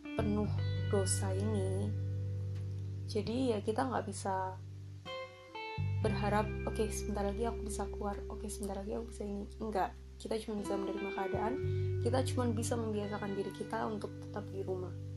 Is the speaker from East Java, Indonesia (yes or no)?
yes; Surabaya, East Java, Indonesia; di kota aku, di Surabaya ini, itu cukup sulit bisa melihat bintang. Jadi waktu malam hari, waktu aku masih kecil, itu aku masih bisa lihat bintang